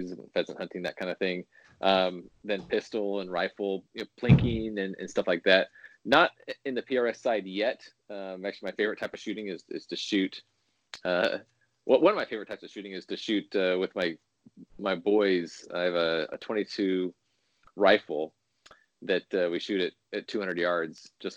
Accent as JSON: {"language": "English", "region": "California", "country": "United States", "tie": "born or raised there", "moved": "yes", "lives_now": "Illinois, United States", "said": "I was born in California, but I live in Illinois now"}